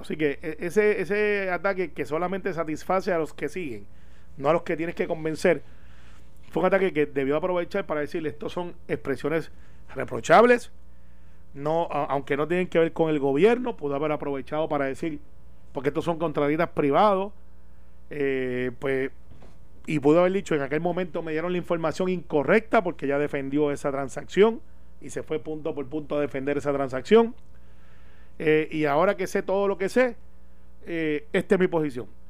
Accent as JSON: {"language": "Spanish", "town": "Guaynabo", "country": "Puerto Rico", "said": "los que somos de Guaynabo"}